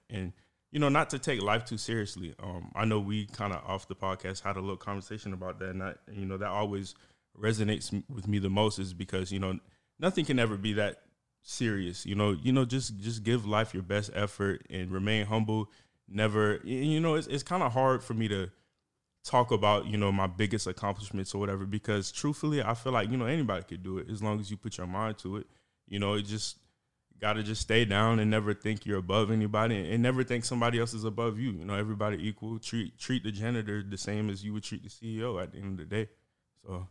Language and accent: English; St. Petersburg, Florida, United States; also born or lived in Georgia; now in Tampa, United States; born and raised in Saint Petersburg, went to college in Georgia, Mercer University